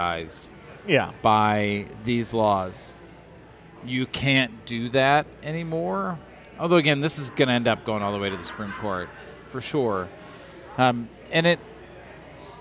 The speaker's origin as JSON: {"language": "English", "region": "Illinois", "country": "United States", "said": "I'm from Illinois"}